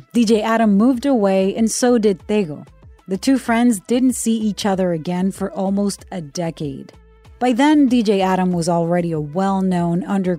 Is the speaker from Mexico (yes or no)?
no; Puerto Rico; I'm a CBS News correspondent born and raised in Puerto Rico, the cradle of reggaeton.